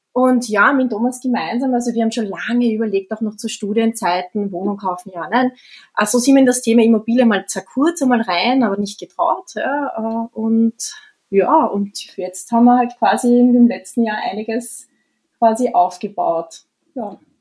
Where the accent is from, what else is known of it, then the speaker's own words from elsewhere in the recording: Vienna, Austria; ich komme aus Wien, also wir sind in Wien und ich bin ja geboren in Wien